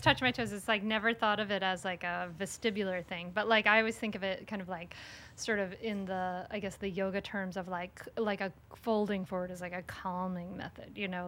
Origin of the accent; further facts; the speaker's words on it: Rhode Island, United States; now in Delaware, United States; I grew up in Rhode Island, and now I live in Delaware